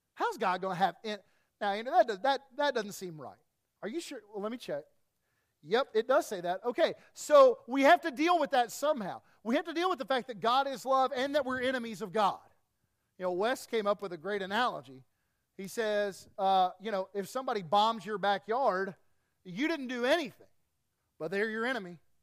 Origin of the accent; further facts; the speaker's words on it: East Tennessee, United States; I grew up in East Tennessee